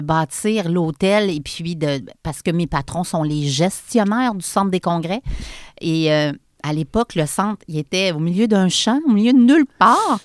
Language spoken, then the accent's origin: French; Charny, Quebec, Canada; also born or lived in Montreal; je suis une fille de Charny, born and raised. Je suis née à Charny